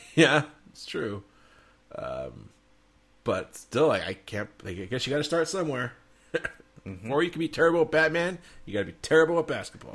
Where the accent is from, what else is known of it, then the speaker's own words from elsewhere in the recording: Southern California, United States; we grew up in Southern California.